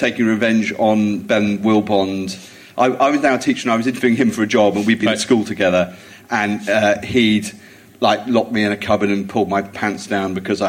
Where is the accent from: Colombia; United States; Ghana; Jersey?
Jersey; moved away; I grew up in Jersey.